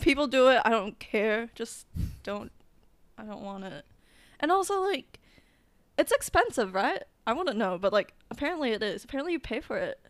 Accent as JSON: {"language": "English", "country": "Philippines", "tie": "born or raised there", "moved": "yes", "said": "I would go back to the Philippines, like my hometown"}